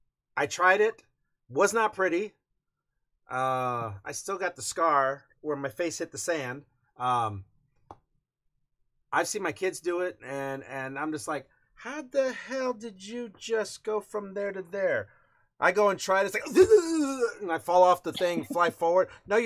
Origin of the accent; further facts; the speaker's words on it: Hawaii, United States; Does your dad know how to surf? I'm Hawaiian. Dude, of course, I don't know how to surf.